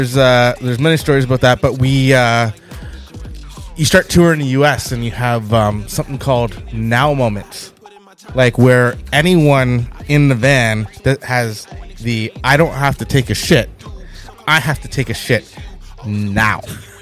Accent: Canada; I'm a Canadian.

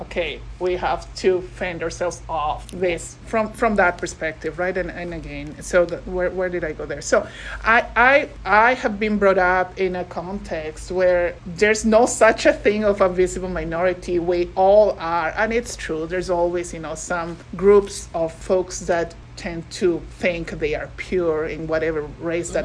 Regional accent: Peru; moved away as an adult; now in Canada; I am originally from Peru, so I came to Canada a little over 20 years ago

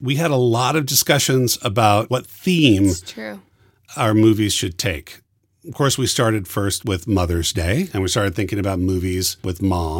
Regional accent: Sacramento, California, United States; I grew up in Sacramento

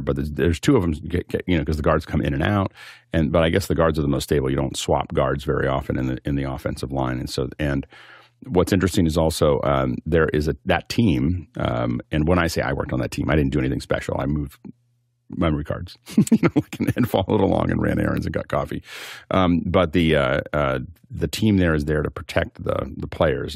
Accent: Appalachia, United States; I come from Appalachia.

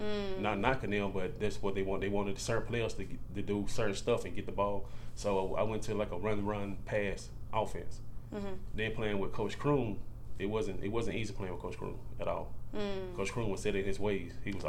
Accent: Mississippi, United States; I'm from Mississippi.

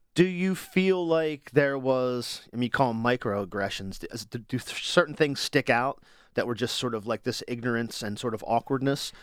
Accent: Wilmington, Delaware, United States; I'm from Wilmington

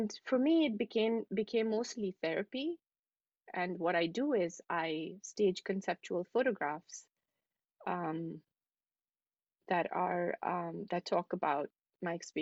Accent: New Delhi, Delhi, India; moved away as an adult; also born or lived in Dubai / Manhattan, New York; now in New York City, United States; I was born in New Delhi and I lived there for most of my life, really, up until now.

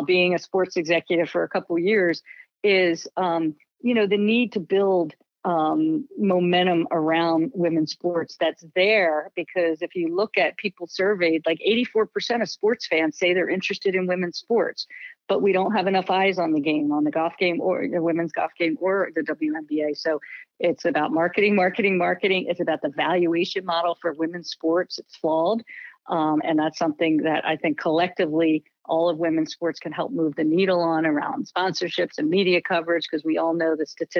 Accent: Philadelphia, Pennsylvania, United States; I was from the Philadelphia area

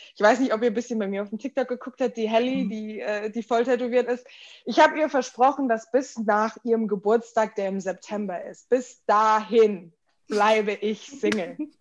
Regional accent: Germany; also born or lived in United States; So meine Kindheit war komplett deutsch. Ich bin hier aufgewachsen

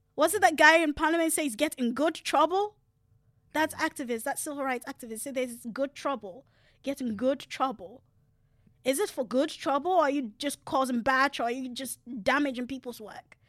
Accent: Ghana; moved away; I grew up in Africa

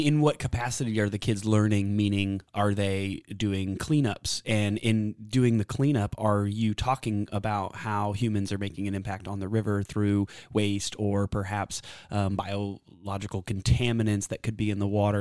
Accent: Austin, Texas, United States; also born or lived in San Antonio, Texas; I was raised here in Austin, born in San Antonio, and I've lived here my whole life

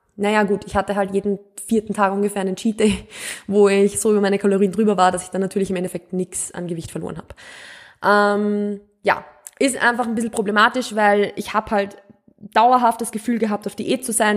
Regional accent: Mühlviertel, Upper Austria, Austria; accent: Austrian, Mühlviertel dialect; Ich komme ja aus Österreich, ich komme auch vom Land. Also ich bin wirklich mit Bauern, österreichisch, mühlviertlerisch aufgewachsen.

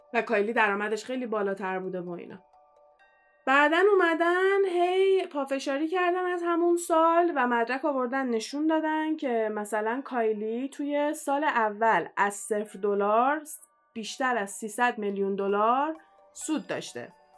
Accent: Iran; moved away; من ایرانیم

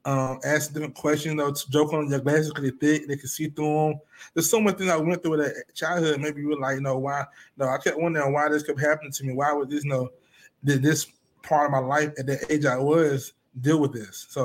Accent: Elizabeth City, North Carolina, United States; now in Charlotte, United States; I'm originally from Elizabeth City, North Carolina. I now reside in Charlotte, North Carolina.

